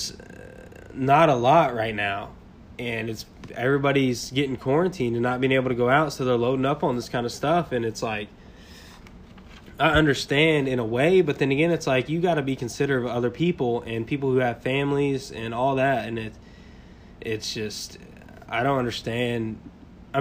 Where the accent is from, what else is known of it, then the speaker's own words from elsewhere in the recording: Kentucky, United States; we're from Kentucky in the United States